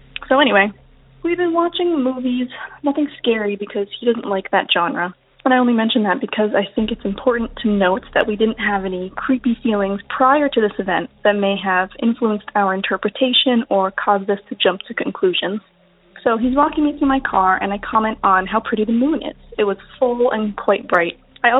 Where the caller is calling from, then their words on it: New York, United States; Hi Derek, it's … I'm calling from New York.